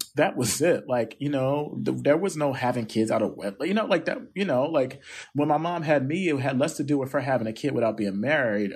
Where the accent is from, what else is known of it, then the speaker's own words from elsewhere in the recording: Camden, New Jersey, United States; nerdy little boy growing up in Camden who read the newspaper